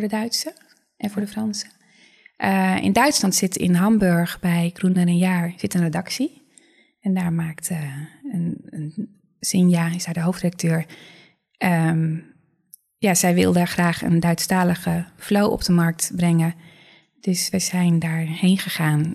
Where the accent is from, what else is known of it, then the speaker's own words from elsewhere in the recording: Netherlands; vrij direct altijd als, we, mhm. als Nederlanders